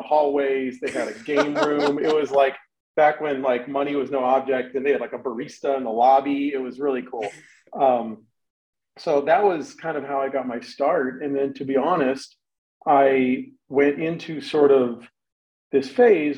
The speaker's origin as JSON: {"language": "English", "town": "Los Angeles", "region": "California", "country": "United States", "tie": "born or raised there", "said": "I grew up in Los Angeles, which is a very media heavy town"}